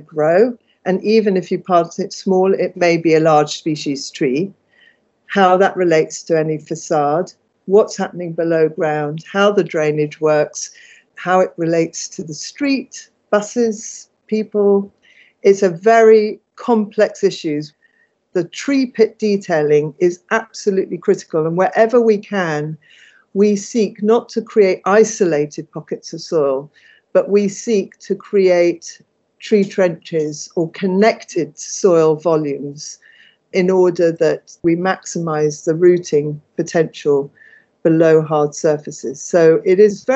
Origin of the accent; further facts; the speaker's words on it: London, United Kingdom; I'm born and bred in Islington